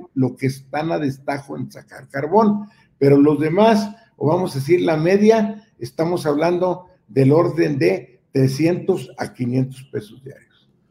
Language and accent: Spanish; Nueva Rosita, Coahuila, Mexico; also born or lived in Monterrey; nos manejamos desde allá de Nueva Rosita a México